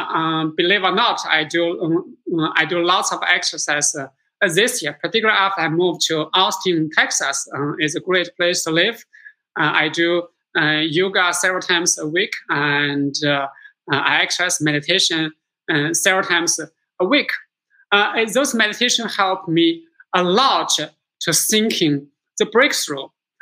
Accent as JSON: {"language": "English", "country": "Singapore", "moved": "yes", "lives_now": "United States", "said": "What I see myself is that as first generation immigrants to America, I came from Singapore last century, have a dream and work on the dream."}